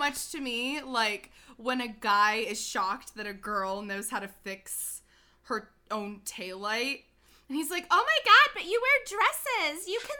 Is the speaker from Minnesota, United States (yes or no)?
no; Cincinnati, Ohio, United States; I am from Cincinnati